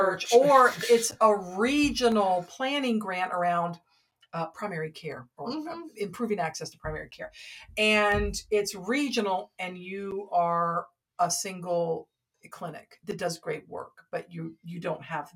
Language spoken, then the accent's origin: English; Atlanta, Georgia, United States; I'm from Atlanta.